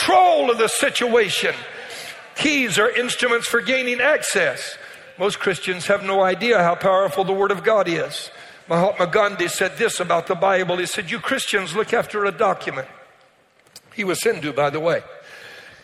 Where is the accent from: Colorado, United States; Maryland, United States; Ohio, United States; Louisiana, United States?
Louisiana, United States; Cajun; I'm Cajun